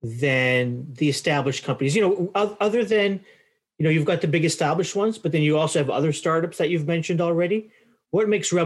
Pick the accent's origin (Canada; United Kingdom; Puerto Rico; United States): Canada; as a Canadian